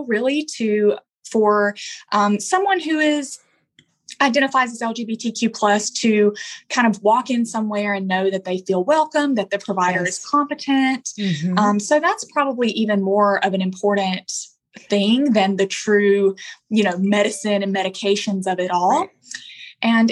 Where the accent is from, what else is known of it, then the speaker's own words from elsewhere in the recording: Alabama, United States; moved away as an adult; now in Los Angeles, United States; I'm originally from Alabama, as you can probably tell, but I've been out in LA for about 2.5 years now.